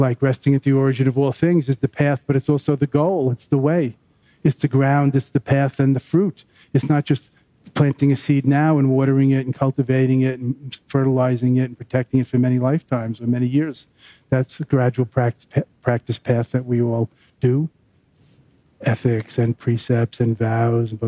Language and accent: English; Long Island, New York, United States; when I was growing up in Long Island